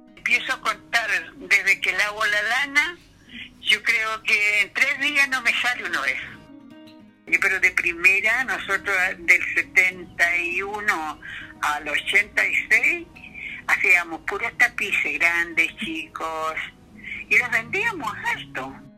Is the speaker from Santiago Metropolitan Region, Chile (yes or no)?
no; Ninhue, Ñuble, Chile; yo soy la otra de Ningüe.